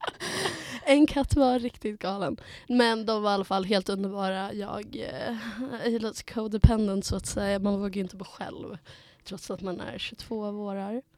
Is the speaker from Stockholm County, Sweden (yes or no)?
yes; Stockholm, Stockholm County, Sweden; moved away as an adult; now in Umeå, Sweden; Jag är 22 år gammal, från Stockholm